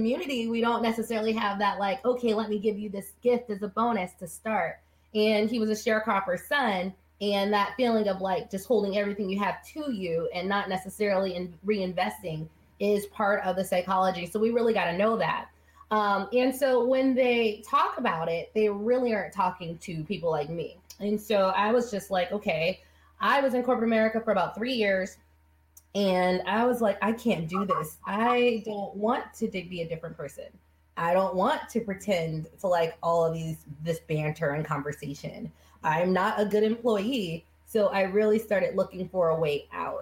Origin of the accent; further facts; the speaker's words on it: Las Vegas, Nevada, United States; I was born and raised in Las Vegas in a family